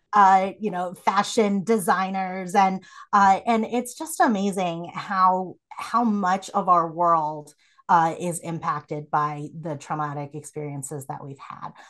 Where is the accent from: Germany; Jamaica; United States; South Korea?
South Korea; moved away; I was born in Korea